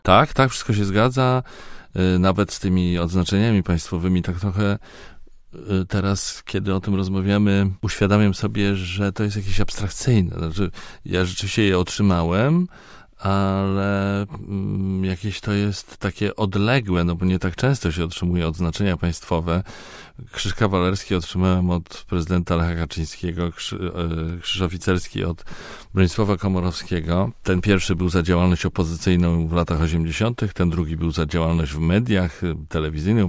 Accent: Poland; a z Polski

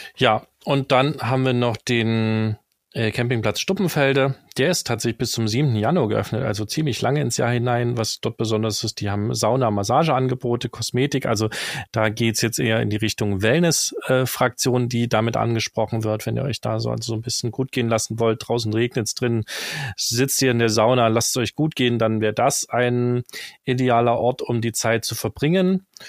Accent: the East, eastern Germany, Germany; als im Osten geborener

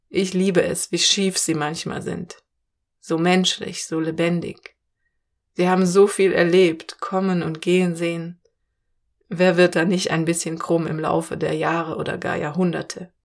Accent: Cologne, North Rhine-Westphalia, Germany; now in Mücke, Germany; Weil ich komme aus Köln.

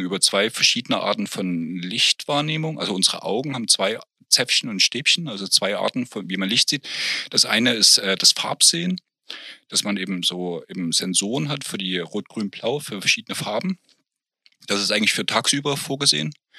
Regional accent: East Germany, Germany; als Kind im Sportunterricht, als eingeführt wurde, das war noch zu Ostzeiten

